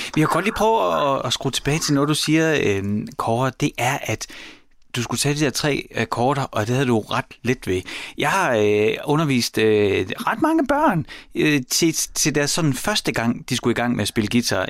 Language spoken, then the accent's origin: Danish; Horsens, Central Denmark Region, Denmark; jeg voksede op i Mimersgade i Horsens